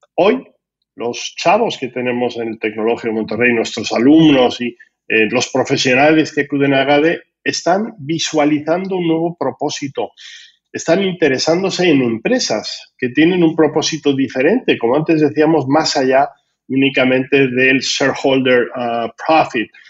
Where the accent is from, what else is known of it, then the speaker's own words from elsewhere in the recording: Spain; como español no me gusta nada el nombre